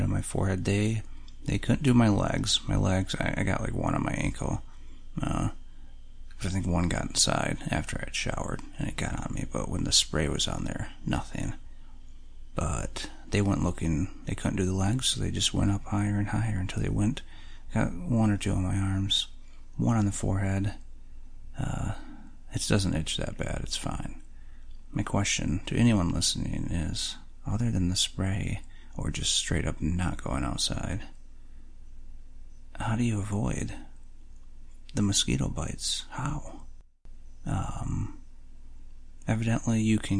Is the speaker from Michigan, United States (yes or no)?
yes; Michigan, United States; growing up in Michigan